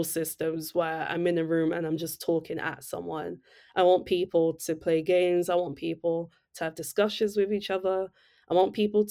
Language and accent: English; London, United Kingdom; was born and raised in East London, specifically Newham